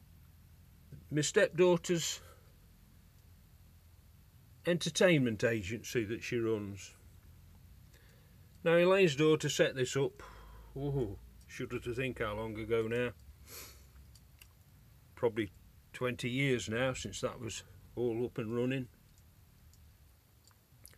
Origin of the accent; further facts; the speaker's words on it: United Kingdom; I'm British